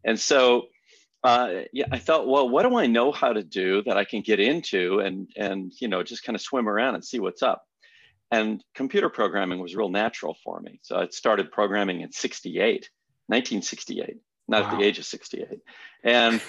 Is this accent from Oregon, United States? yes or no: no; Scottsdale, Arizona, United States; Yeah, I grew up out in North Scottsdale, but you got to imagine North Scottsdale in 1957.